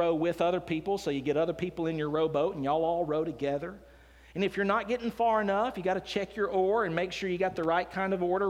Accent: Decatur, Alabama, United States; I grew up here in Decatur, Alabama. I was born and raised here

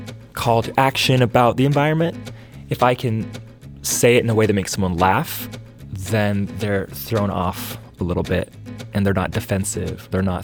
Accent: Nashville, Tennessee, United States; I'm from Nashville.

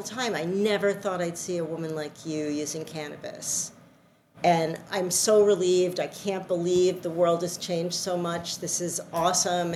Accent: New York City, New York, United States; moved away as an adult; now in Connecticut, United States; I am a New Yorker at heart and always will be

